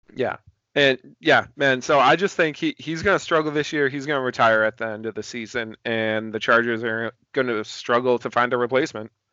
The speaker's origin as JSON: {"language": "English", "town": "Boston", "region": "Massachusetts", "country": "United States", "said": "I'm from Boston"}